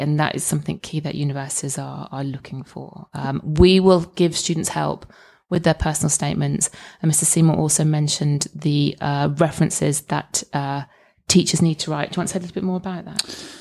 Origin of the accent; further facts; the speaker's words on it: Scotland, United Kingdom; as a Scot